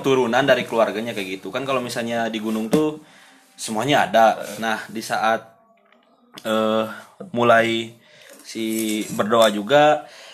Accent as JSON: {"language": "Indonesian", "town": "Padalarang", "region": "West Java", "country": "Indonesia", "said": "Saya kan berasal dari Padalarang"}